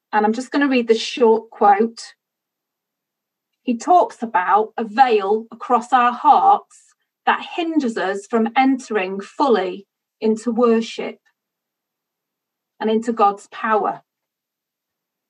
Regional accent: United Kingdom; I'm British

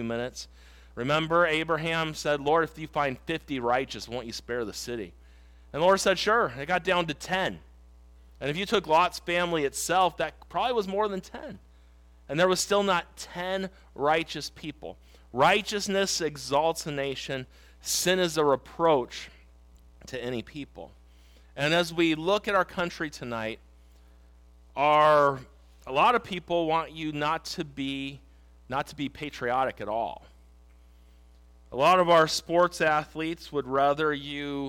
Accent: United States; I also am an American. I live in America today

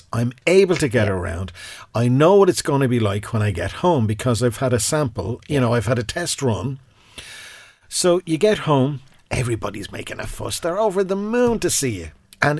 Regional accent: Ireland; we're Irish

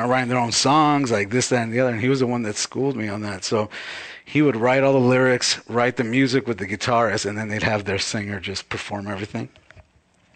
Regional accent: Baldwin Park, California, United States; also born or lived in New England; now in Los Angeles, United States; I'm from Ballin Park, California.

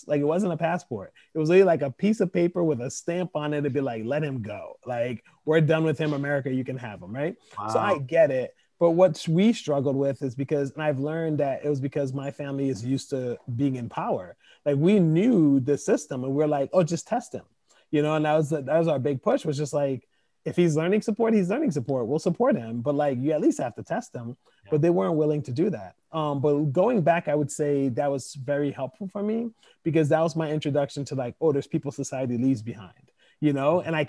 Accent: Côte d’Ivoire; English is a second language; moved away; I was coming from Ivory Coast, which is a French speaking country, you know?

